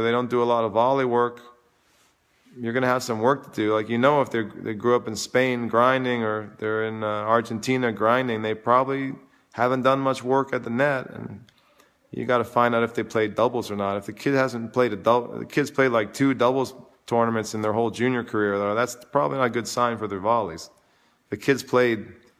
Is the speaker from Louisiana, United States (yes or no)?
no; New York City, New York, United States; also born or lived in Vermont; I grew up in New York, and I live in New York all the time